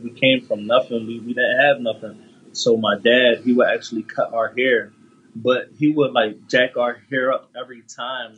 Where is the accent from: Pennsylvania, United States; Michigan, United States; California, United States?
Pennsylvania, United States; Philadelphia; I grew up in the North Philadelphia section, Huntington Park to be exact